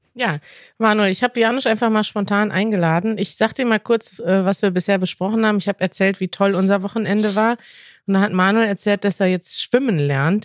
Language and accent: German; Münster, North Rhine-Westphalia, Germany; moved away; in meiner Heimatstadt